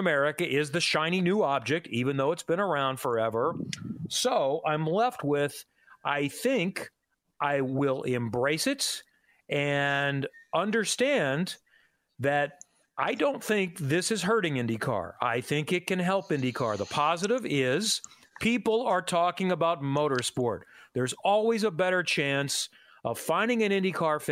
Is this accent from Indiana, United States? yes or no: yes; Indianapolis, Indiana, United States; This is my hometown. This is where I've lived forever.